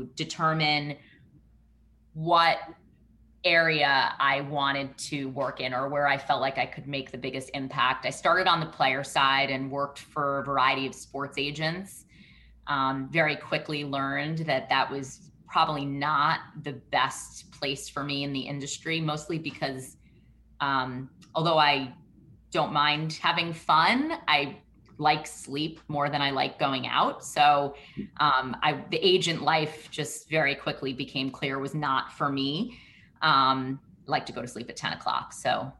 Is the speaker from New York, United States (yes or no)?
yes; New York City, New York, United States; moved away as an adult; also born or lived in Michigan; I grew up in Brooklyn